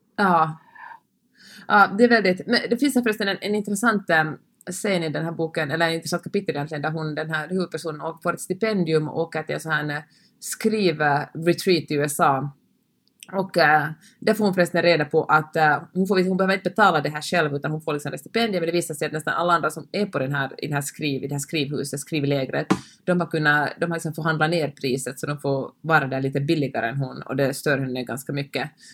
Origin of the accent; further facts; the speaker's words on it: Finland; jag talar svenska och kommer från Finland